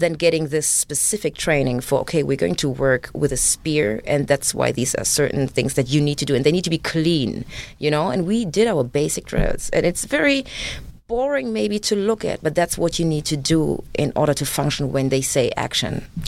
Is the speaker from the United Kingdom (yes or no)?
no; Germany; English is a second language; moved away; also born or lived in Uganda; me being raised in Germany